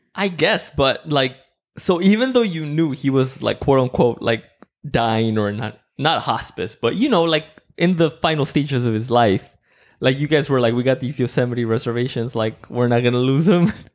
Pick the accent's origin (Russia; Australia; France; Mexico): Mexico; now in United States; I grew up in Mexico and, like, I was, I was born in Mexico